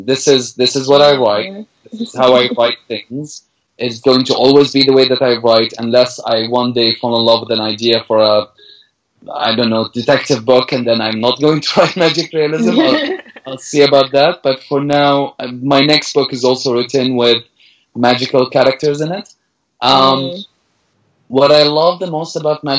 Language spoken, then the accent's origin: English; Damascus, Damascus Governorate, Syria; English is a second language; moved away as an adult; now in Canada; I was born in Damascus in 1984 and I grew up and I had my childhood.